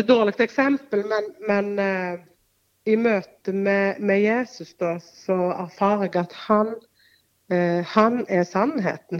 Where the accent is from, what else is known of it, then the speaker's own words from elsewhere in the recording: Norway; så er jeg født og oppvokst på Vea